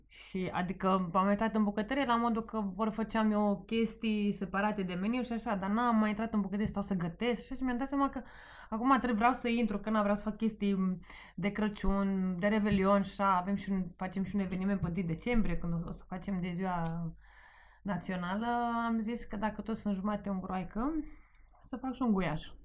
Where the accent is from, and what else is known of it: Sighetu Marmației, Maramureș County, Romania; born or raised there; moved away as an adult; now in Bucharest, Romania